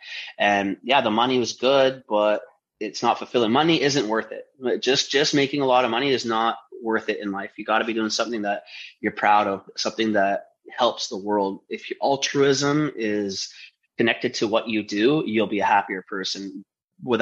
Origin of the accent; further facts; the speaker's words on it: Vancouver, British Columbia, Canada; I grew up in East Vancouver